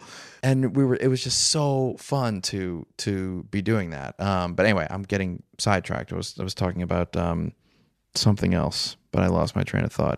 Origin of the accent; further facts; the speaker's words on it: New Orleans, Louisiana, United States; I'm from New Orleans